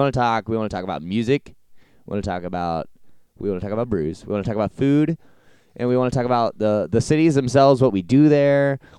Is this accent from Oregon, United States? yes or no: no; rural Ohio, United States; Well, that and the fact that I was from a very rural part of Ohio.